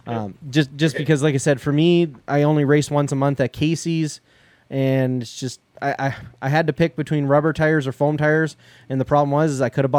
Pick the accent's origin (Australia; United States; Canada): Canada; I'm Canadian